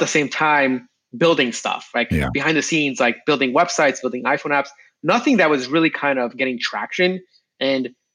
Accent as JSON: {"language": "English", "area": "Long Island", "region": "New York", "country": "United States", "tie": "born or raised there", "also_born_or_lived": "Binghamton, New York / California", "lives_now": "New York City, United States", "said": "I grew up in Long Island"}